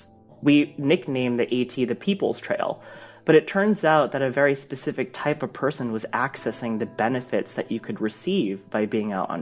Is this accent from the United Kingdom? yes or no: no; United States; I'm Indian American. I'm the son of immigrants from India